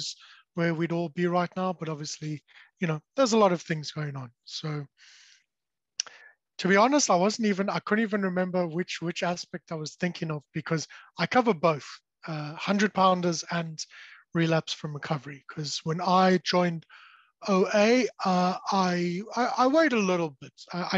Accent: South Africa; I was born and raised in South Africa, so the accent may have given it away

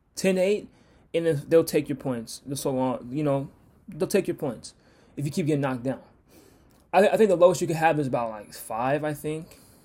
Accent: Seattle, Washington, United States; I'm from Washington, I'm, I'm from Seattle

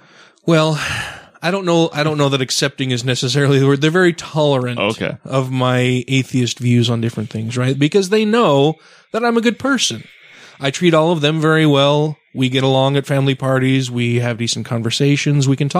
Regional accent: Utah, United States; I grew up here in Utah. I was baptized LDS. Most of my family are very, very devout LDS people.

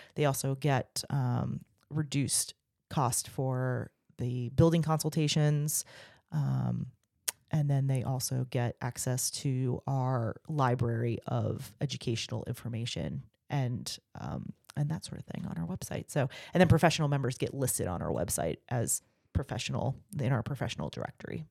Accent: Virginia Beach, Virginia, United States; moved away as an adult; also born or lived in Texas / Germany; I grew up in Virginia Beach.

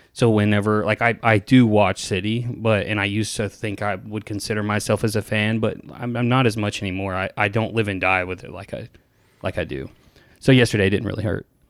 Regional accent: Tennessee, United States; growing up in Tennessee

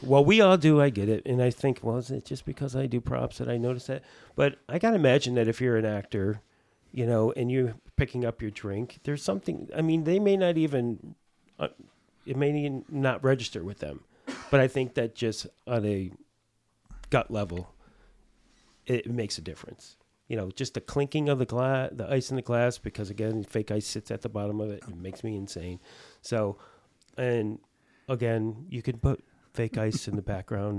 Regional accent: East Coast, United States; I'm from the East Coast.

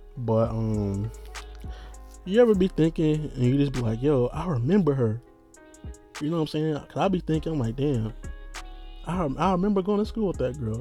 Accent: United States; being an American

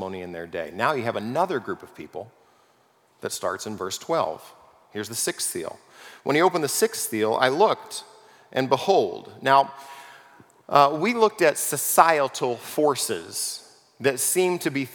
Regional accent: California, United States; I grew up in California. I know the world of earthquakes

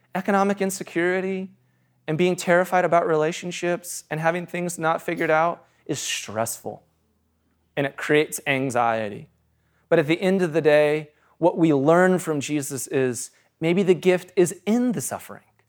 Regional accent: United States; I'm an American

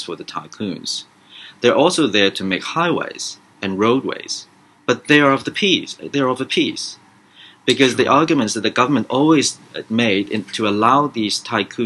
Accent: Hong Kong; moved away; also born or lived in Vietnam / United States; when I was a kid growing up in Hong Kong many, many years ago

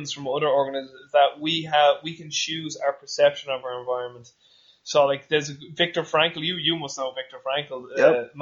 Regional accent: Dublin, Leinster, Ireland; I won't say like I'm from Ireland or Dublin

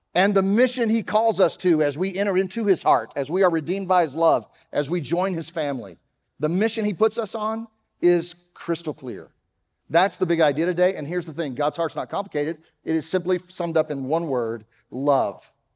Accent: Dallas, Texas, United States; accent: Texas; moved away; You can tell I'm not from around here. I grew up in Dallas, and so, uh, sometimes that Texas thing comes out

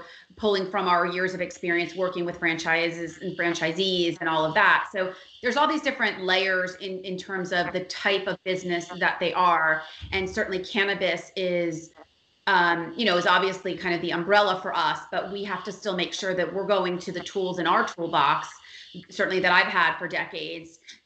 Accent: Miami, Florida, United States; I'm a native. I'm born and raised in Miami

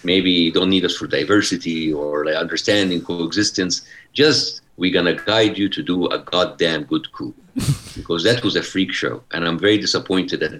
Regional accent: Egypt; moved away as an adult; now in California, United States; what I have gone through in Egypt, or I don't have to deal with them the same way that my parents dealt with me back in Egypt

